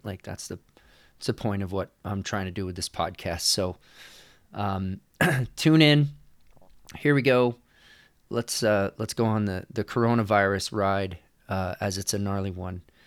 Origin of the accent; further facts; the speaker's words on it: New York, United States; now in California, United States; I am not from California. I am from New York.